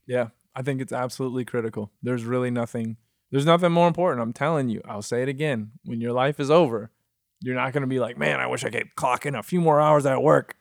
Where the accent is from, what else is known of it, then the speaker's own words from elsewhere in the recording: Michigan, United States; moved away as an adult; also born or lived in Miami / New York; now in Los Angeles, United States; I'm from Michigan